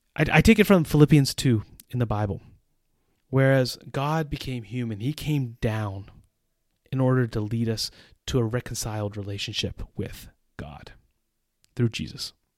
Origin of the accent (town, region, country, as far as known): United States; moved away as an adult; also born or lived in Central Europe